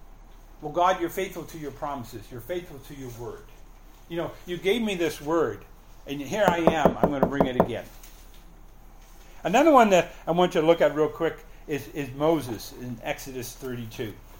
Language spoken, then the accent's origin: English; Canada; now in United States; You know, we came from Canada with, you know, we owned the house and we had everything paid off and we had money in the bank. We're just going to go, we're U.S. citizens, we're Canadian citizens.